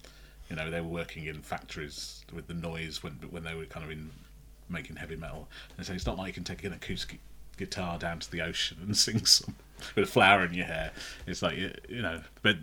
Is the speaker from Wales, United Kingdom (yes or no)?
no; Fazeley, West Midlands, United Kingdom; also born or lived in Sutton Coldfield; I grew up near Tamworth in a place called Faisley.